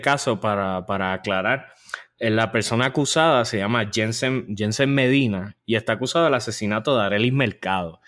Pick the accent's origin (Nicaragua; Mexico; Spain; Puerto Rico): Puerto Rico; San Juan metropolitan area; accent: área metro de Puerto Rico; nuestro acento hasta ahora, el área metro de Puerto Rico.